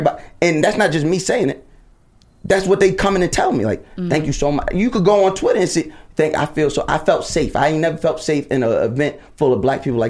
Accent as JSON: {"language": "English", "region": "New York", "country": "United States", "said": "I'm from New York"}